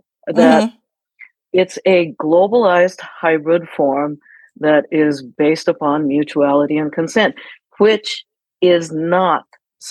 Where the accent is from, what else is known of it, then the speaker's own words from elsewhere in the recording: Japan; moved away; I'm originally from Japan, born and raised, and very much, and not like went to international school, very immersed